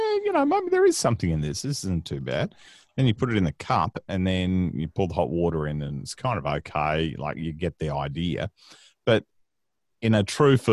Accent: Queensland, Australia; accent: Queensland accent; moved away as an adult; also born or lived in Brisbane; now in Melbourne, Australia; I grew up in Queensland, a little farming town called Daybra

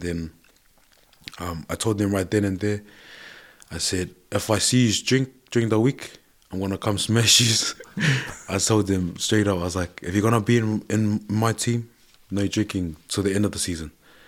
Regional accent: New Zealand; I was like, ducks. We're from New Zealand, we didn't do drillers. We just hockey, one on ones, yep, that's us.

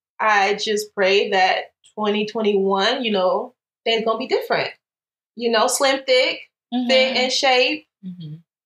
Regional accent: Southern United States, United States; You know, I'm from the South and I'm

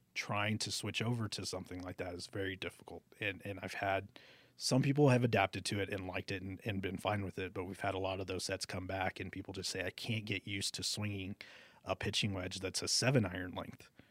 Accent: Alice, Texas, United States; moved away as an adult; also born or lived in Corpus Christi, Texas / McAllen, Texas; now in Albuquerque, United States; I'm from Alice, Texas, which is just outside of Corpus Christi

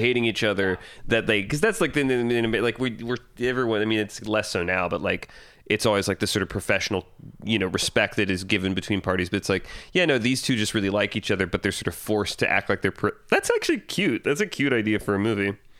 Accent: Fayetteville, Georgia, United States; I'm from Fayetteville, Georgia

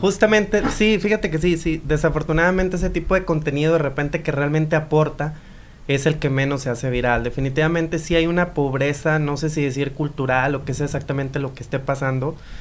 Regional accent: Mexico; soy muy orgullosamente mexicano

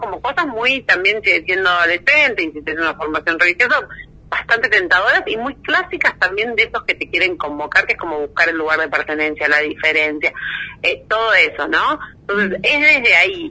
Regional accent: Bella Vista, Buenos Aires Province, Argentina; yo crecí en Bellavista, eh, partido de San Miguel, provincia de Buenos Aires

